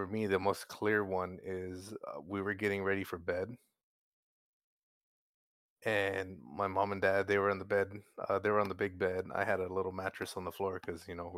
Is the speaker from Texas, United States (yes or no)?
yes; San Antonio, Texas, United States; I'm from San Antonio